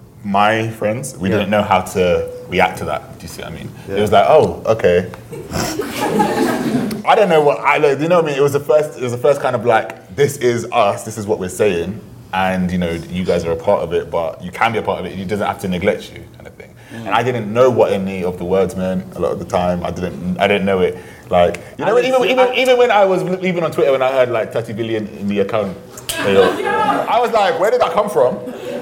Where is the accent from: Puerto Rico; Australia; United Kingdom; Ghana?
Ghana; Yeah, I'm Ghanaian, man.